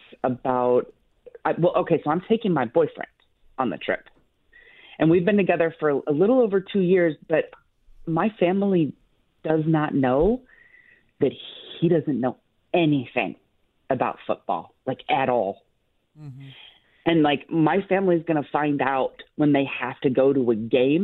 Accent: Detroit, Michigan, United States; moved away as an adult; I'm originally from Detroit. I grew up there. I moved here almost, 10 years ago

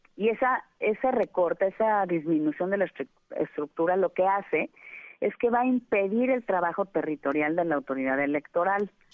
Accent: Mexico; lo que soy, una mexicana

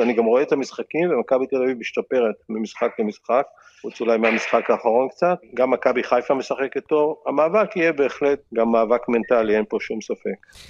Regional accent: Israel; אני ישראלי חוצפן

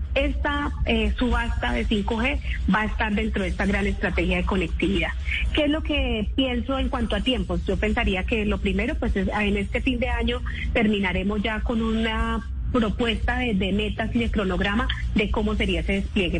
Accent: Boyacá, Colombia; Boyacá, mi tierra

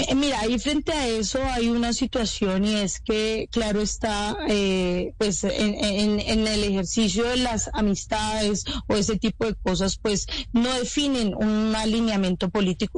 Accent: Cali, Valle del Cauca, Colombia; yo soy de Cali

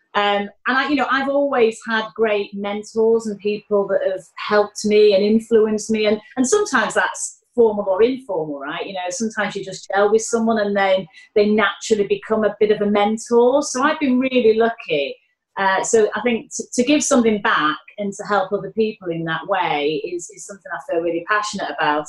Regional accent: Manchester, North West England, United Kingdom; accent: Mancunian; now in London, United Kingdom; my Mancunian accent

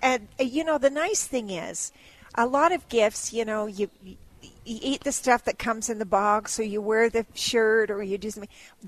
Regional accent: Wyoming, United States; growing up in Wyoming, that was the only radio station we had.

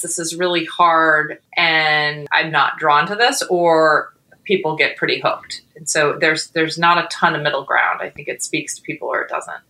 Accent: New York, United States; moved away as an adult; also born or lived in Boston; now in New York City, United States; I'm originally from New York

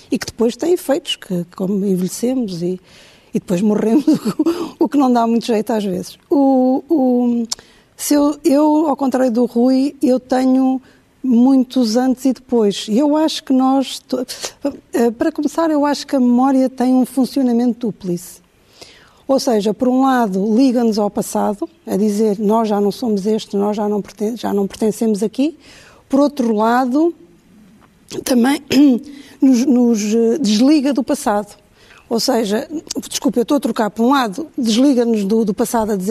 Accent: Angola; pessoas com Uh, experiências uh, disruptoras, como por exemplo o meu caso, que vim de Angola, que tive acidentes, etc., marcam sempre um antes e um depois.

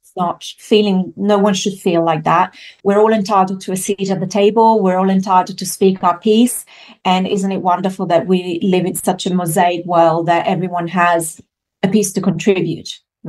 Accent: Italy; moved away; I grew up in Italy, so I was raised in a French household, but in Italy

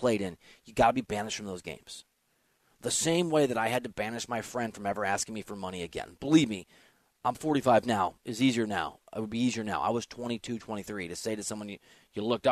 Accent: Iowa, United States; moved away; I was from Iowa like he was

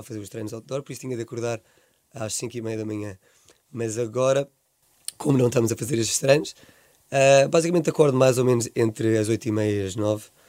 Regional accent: Swansea, Wales, United Kingdom; moved away; como sou de Swansea

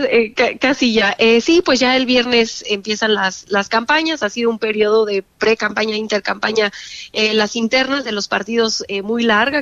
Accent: Mexico; como mexicanos

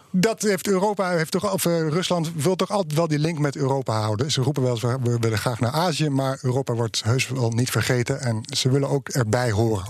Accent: Netherlands

